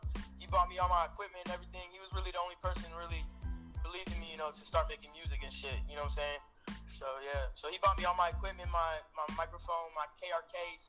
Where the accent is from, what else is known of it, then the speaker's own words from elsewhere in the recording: Arlington, Texas, United States; Yeah, I'm a 17-year-old rapper. I'm from Arlington, Texas, and I'm Albanian. You know, my parents are Albanian